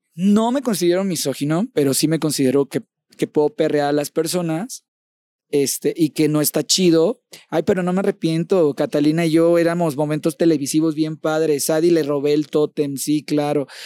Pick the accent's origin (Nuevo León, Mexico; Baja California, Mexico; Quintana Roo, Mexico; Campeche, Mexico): Campeche, Mexico; Champotón; moved away; mi champotón hermoso, a mi pueblo hermoso